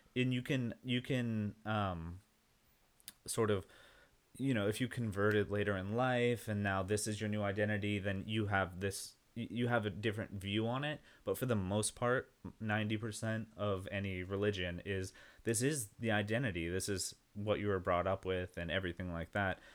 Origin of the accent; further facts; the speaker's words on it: Yucca Valley, California, United States; now in Austin, United States; I'm from a small town called Yucca Valley in the middle of nowhere. It's right next to Joshua Tree, near Palm Springs, in the desert